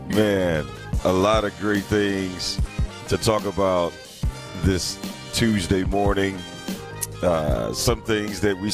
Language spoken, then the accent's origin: English; East St. Louis, Illinois, United States; moved away as an adult; now in Milwaukee, United States; I am currently in my hometown of East St. Louis.